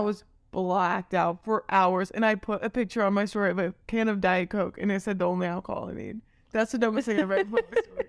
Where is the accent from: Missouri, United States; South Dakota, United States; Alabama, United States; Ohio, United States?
Missouri, United States; Maryville; I'm from Maryville